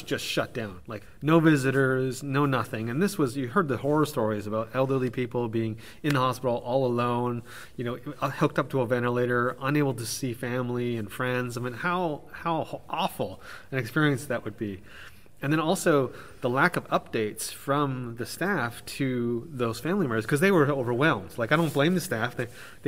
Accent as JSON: {"language": "English", "country": "Canada", "said": "coming from Canada"}